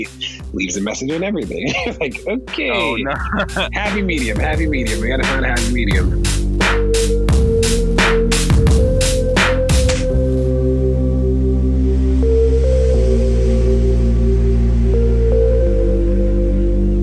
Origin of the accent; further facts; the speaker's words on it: Baltimore, Maryland, United States; we grew up in Baltimore